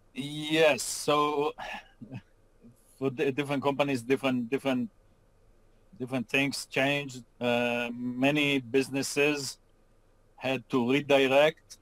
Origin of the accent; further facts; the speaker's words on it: Israel; moved away as an adult; now in Austin, United States; I grew up in Israel, went to school in Israel, and started my career working for American companies in Israel